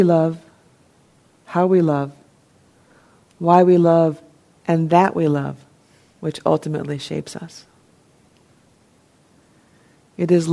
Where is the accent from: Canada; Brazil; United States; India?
United States; New Jersey; I'm from New Jersey